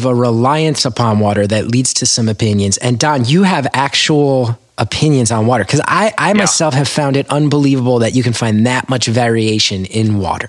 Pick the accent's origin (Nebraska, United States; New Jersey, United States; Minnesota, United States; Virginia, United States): New Jersey, United States; They interviewed me because I grew up in New Jersey.